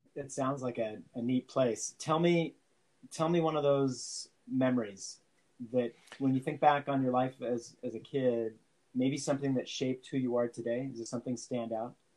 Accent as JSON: {"language": "English", "area": "San Francisco Bay", "region": "California", "country": "United States", "tie": "born or raised there", "said": "I grew up sailing in San Francisco Bay."}